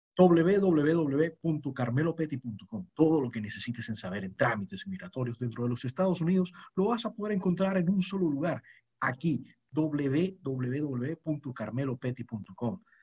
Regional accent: Venezuela; soy más venezolano que la arepa

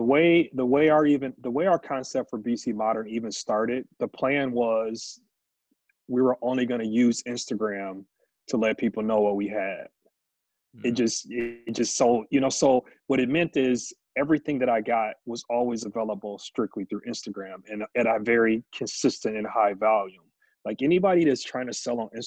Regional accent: Milwaukee, Wisconsin, United States; Born and raised here. My shop is in the neighborhood that I graduated high school

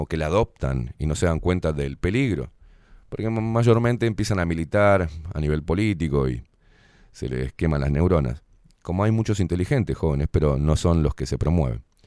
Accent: Uruguay; nacemos acá y es nuestra identidad

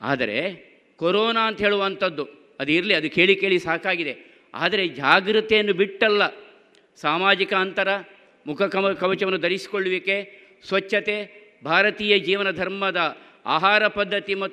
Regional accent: Karnataka, India; ನಾವು ತುಳುವರು ನಾವು ತುಳುವರು ಅನುಷ್ಠಾನದಲ್ಲಿ ಗಟ್ಟಿ ಕನ್ನಡಿಗರು

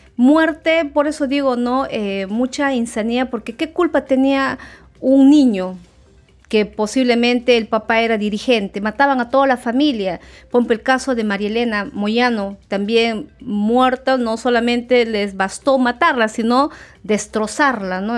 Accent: Peru; nosotros como peruanos

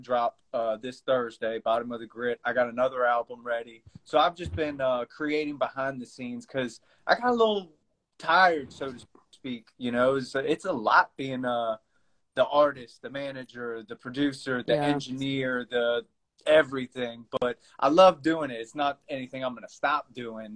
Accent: Stephens City, Virginia, United States; I'm from Stevens City, Virginia, and since I've been young, everybody has called it the Gritty

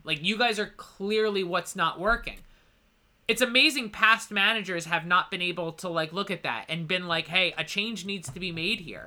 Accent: United States; I am an American

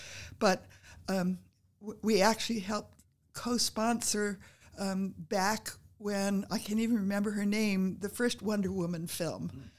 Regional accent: Louisville, Kentucky, United States; born there; also born or lived in Chicago / Illinois / New York; I was born in Kentucky, in Louisville, which I can say like a Louisvillian should.

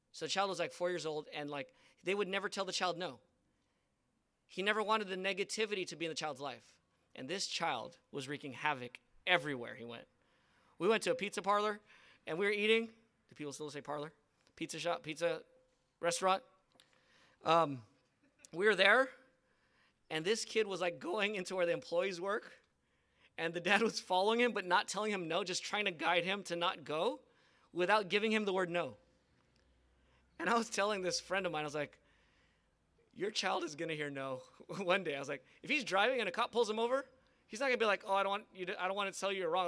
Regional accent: United States; I'm a Filipino American

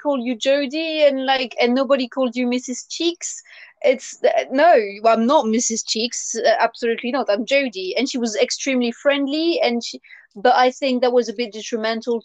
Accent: France; English is a second language; moved away; when I was at school, I would not understand why, as a student, I would have to call the teacher Miss or Mister, and then family name, and I had to say vous

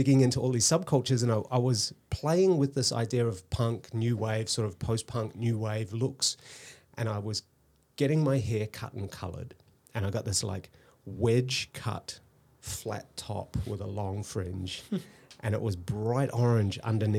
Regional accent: New Zealand; I grew up in New Zealand, actually. Yeah. So we moved around a lot.

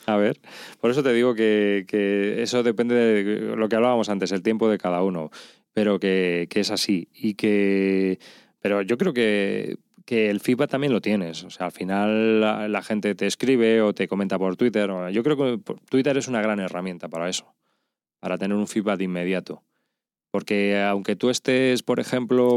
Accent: Madrid, Community of Madrid, Spain; yo soy de Madrid, los laísmos, tenemos muchos

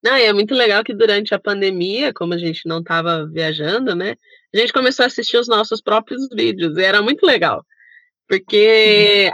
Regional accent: Sorocaba, São Paulo, Brazil; Nós somos de Sorocaba

